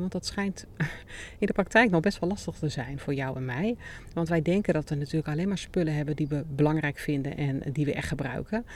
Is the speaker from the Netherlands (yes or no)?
yes; Netherlands; also born or lived in Hierden; wij als Nederlanders